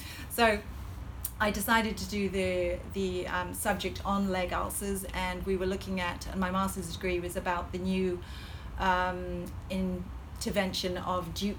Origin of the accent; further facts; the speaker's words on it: Hong Kong; accent: Hong Kong colonial; I feel that my accent is actually a Hong Kong colonial accent, which has a slight American twang to it.